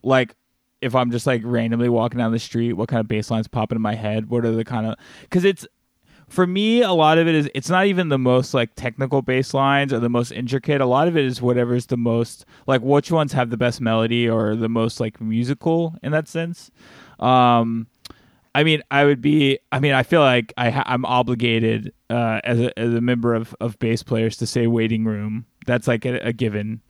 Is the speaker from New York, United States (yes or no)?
no; Alabama, United States; moved away; I'm from the South, like, uh, you know, I'm from Alabama originally